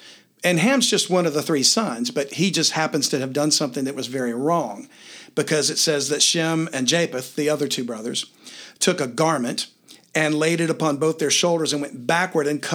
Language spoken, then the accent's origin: English; Louisiana, United States; I'm from Louisiana